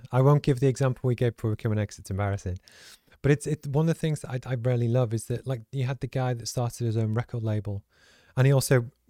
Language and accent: English; Liverpool, North West England, United Kingdom; because I grew up in Liverpool, in the north of England